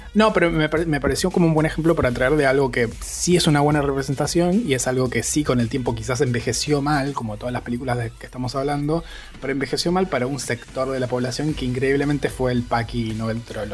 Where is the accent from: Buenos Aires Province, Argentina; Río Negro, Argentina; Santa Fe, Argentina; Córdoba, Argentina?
Río Negro, Argentina; Bariloche; soy de Bariloche